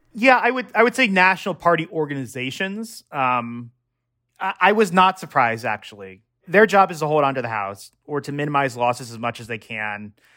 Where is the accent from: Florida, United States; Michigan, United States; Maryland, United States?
Maryland, United States; Annapolis; I should just say I'm from Maryland and Annapolis